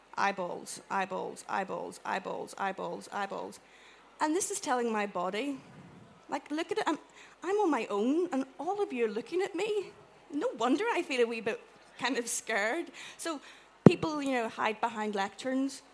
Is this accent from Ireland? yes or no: yes; Ireland; I'm Irish